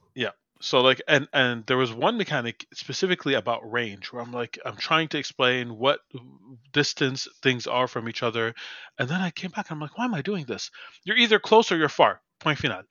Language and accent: English; Montreal, Quebec, Canada; my hometown